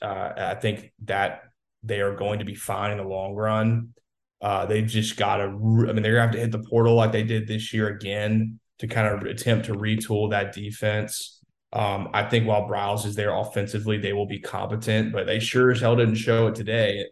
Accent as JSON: {"language": "English", "region": "Louisiana", "country": "United States", "said": "I'm from Louisiana"}